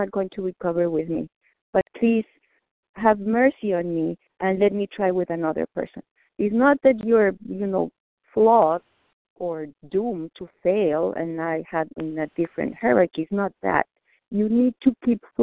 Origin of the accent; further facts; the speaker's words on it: Mexico; English is a second language; moved away; I'm Mexican. I was born in Mexico. English is not my first language